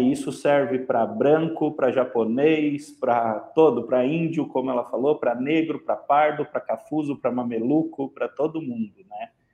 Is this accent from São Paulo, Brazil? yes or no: yes; São Paulo, Brazil; eu venho da zona leste de São Paulo